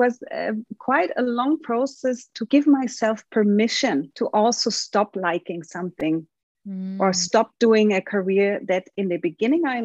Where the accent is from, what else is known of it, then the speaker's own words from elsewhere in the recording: Munich, Bavaria, Germany; moved away as an adult; also born or lived in Rio de Janeiro, Brazil; Now I'm juggling my life between Munich, my hometown, where I still have my mother and my old friends, and Brazil, Rio de Janeiro.